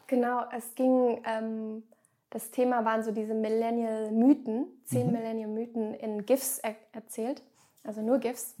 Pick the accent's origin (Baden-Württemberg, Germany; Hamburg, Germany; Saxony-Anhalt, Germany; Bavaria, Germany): Baden-Württemberg, Germany; Grenzach-Wyhlen; moved away; ich bin in einem der privilegiertesten, wahrscheinlich der privilegiertesten Gegenden Deutschlands aufgewachsen, in Süddeutschland, ganz an der Grenze zur Schweiz, also schon fast bei mhm. Basel